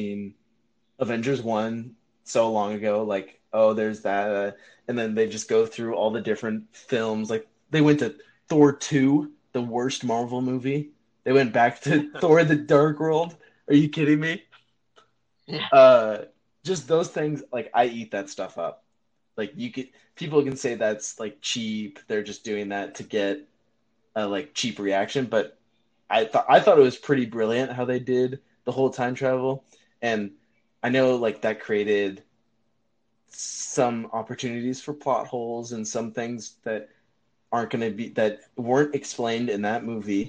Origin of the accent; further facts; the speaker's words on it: Northern California, United States; we're both from Northern California